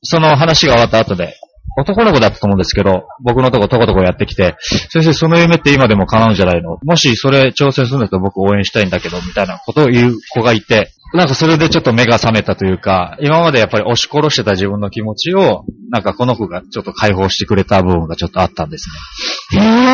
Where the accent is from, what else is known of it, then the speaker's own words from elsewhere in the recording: Okinawa, Japan; moved away as an adult; also born or lived in Setagaya, Tokyo; now in Tokyo, Japan; 沖縄いる時